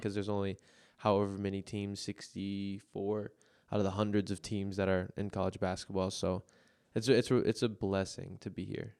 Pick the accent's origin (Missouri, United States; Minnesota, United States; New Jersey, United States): Minnesota, United States; Minneapolis; "Where are you from?" I'm like, "Minneapolis."